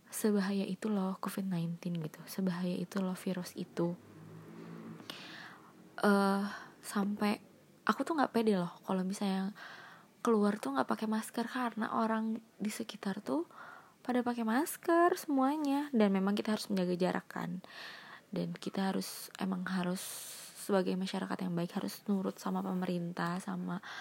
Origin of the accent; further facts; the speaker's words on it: Bandung, West Java, Indonesia; soalnya nyamainnya sama aku kamu aku kan orang Bandung jadi ya mungkin aku kamu aja kali ya